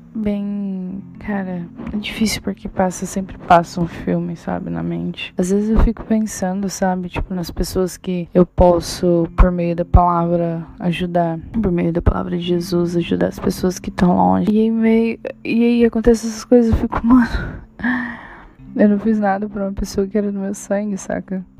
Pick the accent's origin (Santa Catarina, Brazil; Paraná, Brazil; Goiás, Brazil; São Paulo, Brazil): Goiás, Brazil; moved away; Eu cresci em Goiás, uma parte da minha vida.